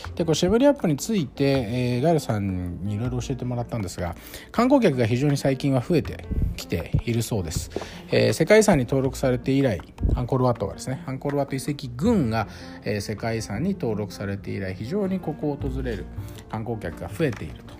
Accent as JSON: {"language": "Japanese", "region": "Saitama", "country": "Japan", "tie": "born or raised there", "said": "私は埼玉県出身なので"}